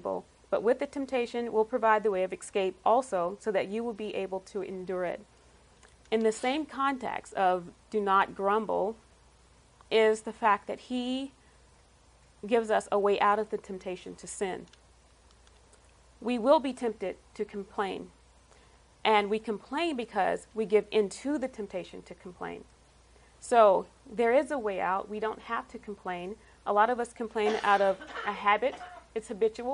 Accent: South Carolina, United States; moved away as an adult; also born or lived in Los Angeles area, California; now in San Diego, United States; I grew up in South Carolina

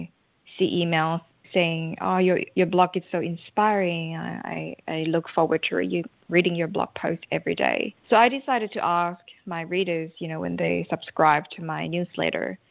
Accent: Thailand; I'm originally from Thailand

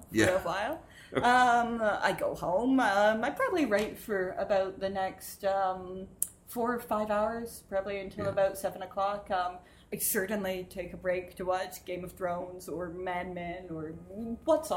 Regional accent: Glencoe, Illinois, United States; also born or lived in Texas / Charleston; I grew up in the Midwest. So I'm from Glencoe, Illinois

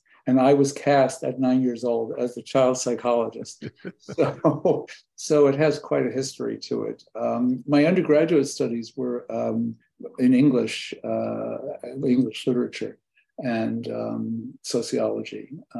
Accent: New York City, New York, United States; When I was from New York City

